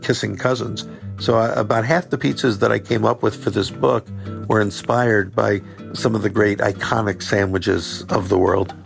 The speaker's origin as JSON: {"language": "English", "town": "Philadelphia", "region": "Pennsylvania", "country": "United States", "said": "I'm from Philadelphia"}